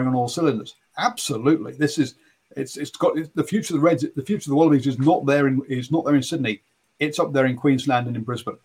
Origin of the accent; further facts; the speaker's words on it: England, United Kingdom; as an Englishman